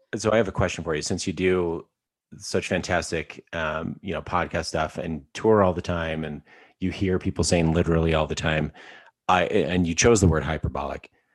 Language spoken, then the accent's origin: English; Alberta, Canada; I am from Alberta, Canada